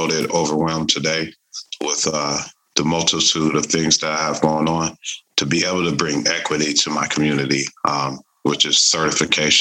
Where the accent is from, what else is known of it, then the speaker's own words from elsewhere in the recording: Tacoma, Washington, United States; I'm from Tacoma, Washington